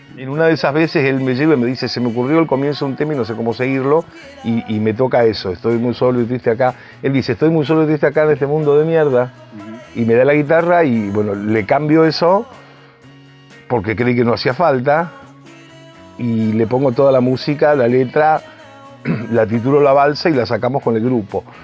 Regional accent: Rosario, Santa Fe, Argentina; now in Buenos Aires, Argentina; yo que soy rosarino

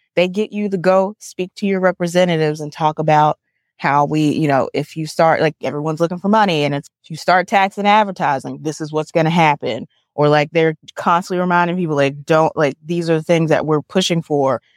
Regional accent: Montgomery, Alabama, United States; growing up in Montgomery

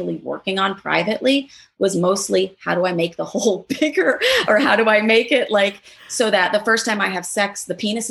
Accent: New York City, New York, United States; growing up in Manhattan, going to a liberal school, being a stand-up comedian

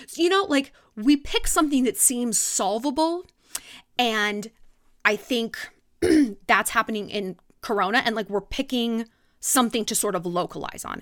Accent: California, United States; now in New York, United States; growing up in California

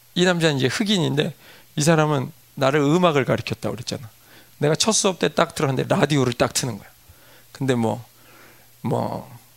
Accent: South Korea; moved away; also born or lived in United States

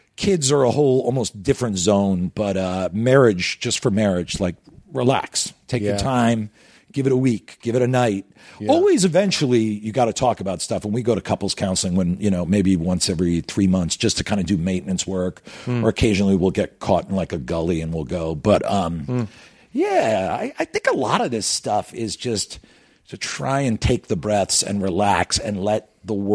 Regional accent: United States; I know I've loved growing up here. I know I love this country

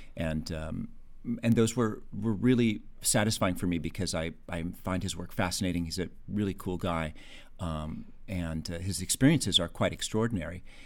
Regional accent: Los Angeles, California, United States; I grew up in Encino

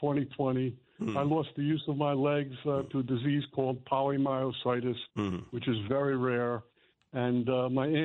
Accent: Edison, New Jersey, United States; moved away as an adult; now in Florida, United States; I'm from Edison, New Jersey, moved here in 2016

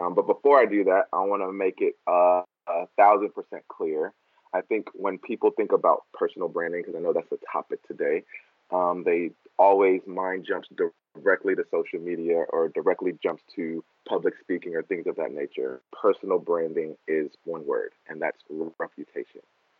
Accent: Houston, Texas, United States; born or raised there; also born or lived in Dallas, Texas

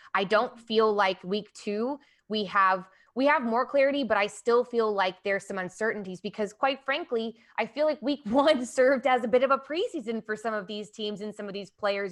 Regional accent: Atlanta, Georgia, United States; moved away; I was born in Atlanta

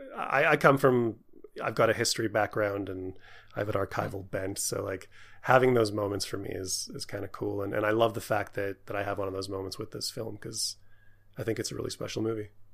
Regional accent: Canada; I'm Canadian

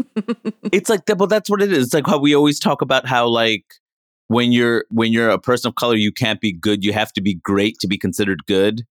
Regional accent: New York City, New York, United States; moved away; also born or lived in Maine / Seattle; I grew up in Queens, New York

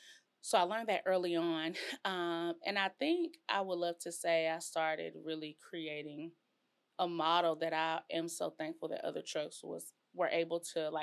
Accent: College Station, Texas, United States; And I come from College Station.

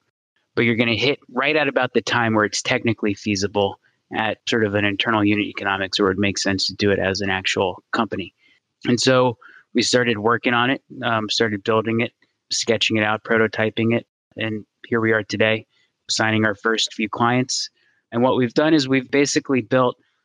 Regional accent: Gaithersburg, Maryland, United States; So I moved back to my hometown in Maryland, Gaithersburg in Montgomery County

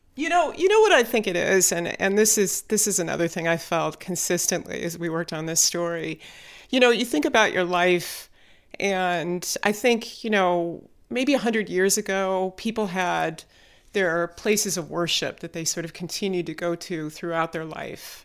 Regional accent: Chicago, Illinois, United States; I grew up in the Chicago area

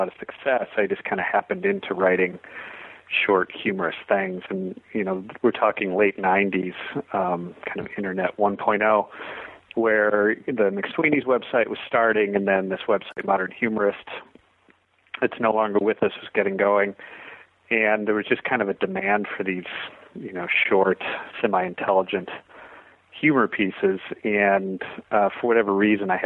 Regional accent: Northbrook, Illinois, United States; moved away as an adult; also born or lived in Chicago, Illinois / Lake Charles, Louisiana; I grew up in the Chicago suburbs and then went to school downstate, University of Illinois

